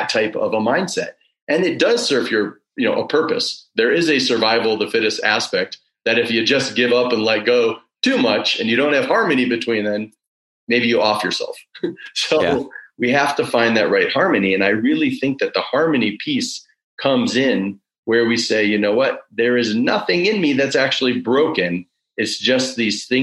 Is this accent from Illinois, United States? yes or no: yes; Woodstock, Illinois, United States; the movie that was filmed in my hometown, Groundhog Day